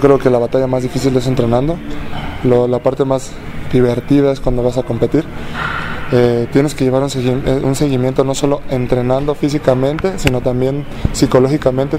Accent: Mexico

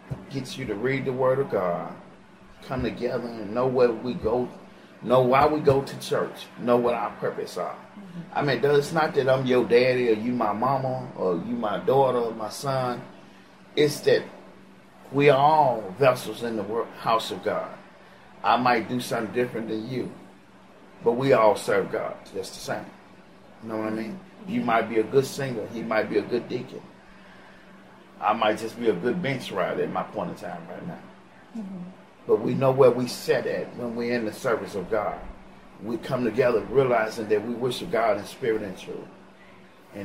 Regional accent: Chicago, Illinois, United States; moved away as an adult; bring my stepchildren down here to give them a better life than what I had in Chicago

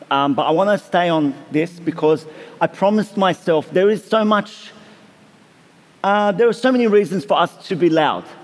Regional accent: Australia; it was absolutely the, the darkest and the most tragic day of my life as an Australian.

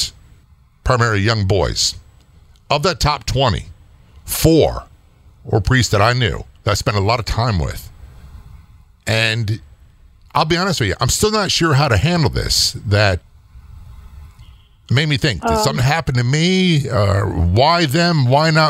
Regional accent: Norfolk, Virginia, United States; I was raised in Norfolk, Virginia, most of my life in a military town

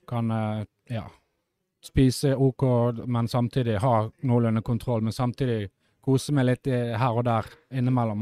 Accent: Bergen, Vestland, Norway; jeg er jo fra Bergen

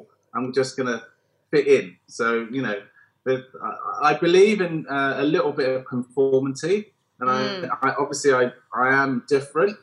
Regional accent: London, United Kingdom; also born or lived in Chelsea, London; I was born in East London

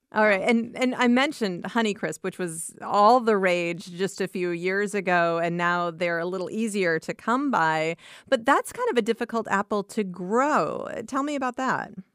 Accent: Iowa, United States; I grew up in Iowa and, uh, grew up on various acreages throughout the state

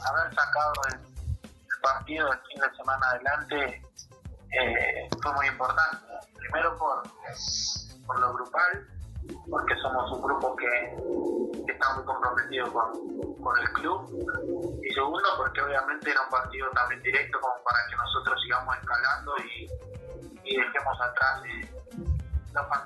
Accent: La Salada, Buenos Aires Province, Argentina; moved away; Nací en Buenos Aires, provincia de Buenos Aires, en La Salada, barrio José Hernández.

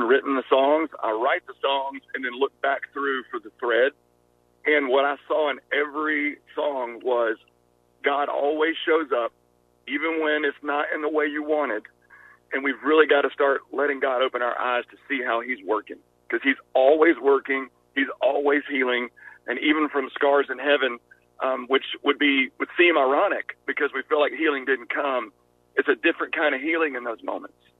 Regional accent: Georgia, United States; accent: Southern; I'm I'm from Georgia, so Southern people

